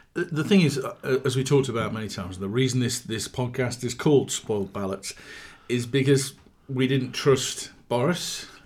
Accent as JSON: {"language": "English", "region": "Yorkshire and the Humber", "country": "United Kingdom", "tie": "born or raised there", "said": "growing up in South Yorkshire"}